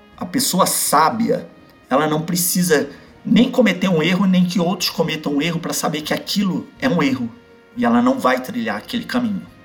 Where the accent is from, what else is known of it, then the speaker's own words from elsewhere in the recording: Belém, Pará, Brazil; moved away as an adult; Quando eu vou em Belém, na minha cidade natal, eu visito eles